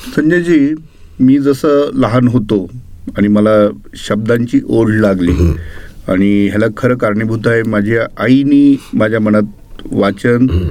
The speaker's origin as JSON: {"language": "Marathi", "town": "Kalamb", "region": "Maharashtra", "country": "India", "tie": "born or raised there", "said": "कळम सारख्या म्हणजे मराठवाड्यातल्या इतक्या ग्रामीण भागात असून सुद्धा"}